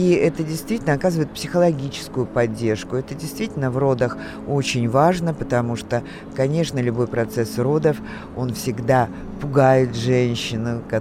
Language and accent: Russian; Moscow Oblast, Russia; born there; Я родился в Подмосковье